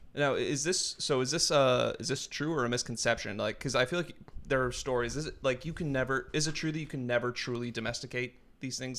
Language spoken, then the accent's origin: English; New Hampshire, United States; I grew up in New Hampshire